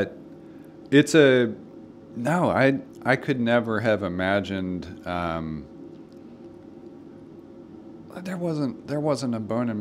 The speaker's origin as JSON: {"language": "English", "town": "Nashville", "region": "Tennessee", "country": "United States", "tie": "born or raised there", "said": "we grew up in West Nashville"}